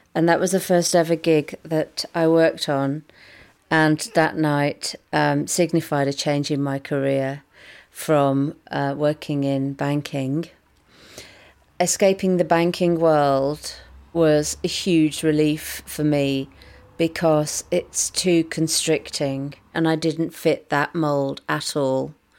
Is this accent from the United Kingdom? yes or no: yes; just outside of Manchester, North West England, United Kingdom; I grew up just outside of Manchester